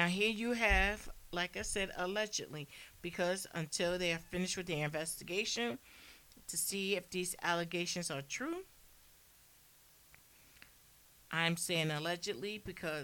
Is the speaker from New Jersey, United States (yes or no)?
yes; New Jersey, United States; I'm from Jersey